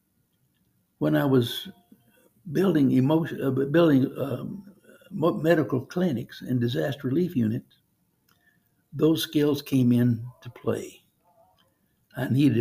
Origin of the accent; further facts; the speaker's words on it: Cajun, Louisiana, United States; I'm a Cajun